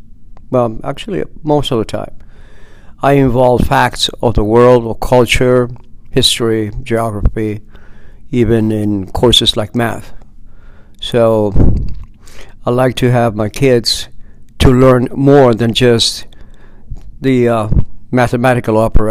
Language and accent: English; Peru; also born or lived in Guthrie, Oklahoma; now in United States; Well, I'm originally from Oklahoma, Guthrie, Oklahoma. That's where I was born. When I turned 6 years old, my parents took me to Peru.